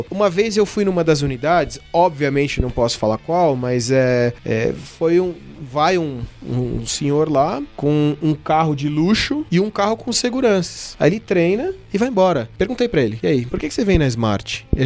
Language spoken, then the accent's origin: Portuguese; Brazil; Aí você olha para cá e fala, eu sou brasileiro